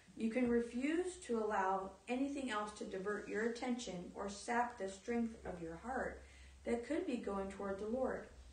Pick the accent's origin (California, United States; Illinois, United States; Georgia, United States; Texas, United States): Texas, United States; I was just a hick from Texas